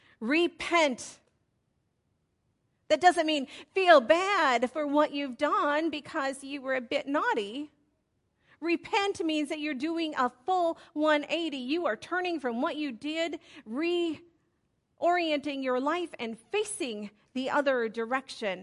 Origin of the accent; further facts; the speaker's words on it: Pascagoula, Mississippi, United States; I was born in 1968 in Pascagoula, Mississippi